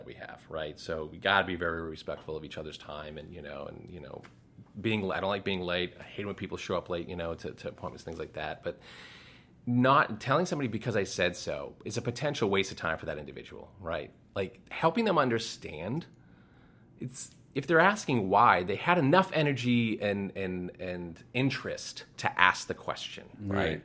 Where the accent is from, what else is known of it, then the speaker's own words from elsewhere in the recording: Massachusetts, United States; I'm from Massachusetts. I grew up in Massachusetts